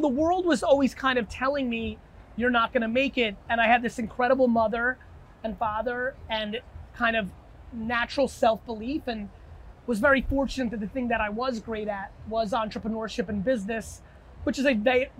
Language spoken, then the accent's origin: English; New Yorker, United States; also born or lived in New Jersey; I'm a New Yorker, a Jersey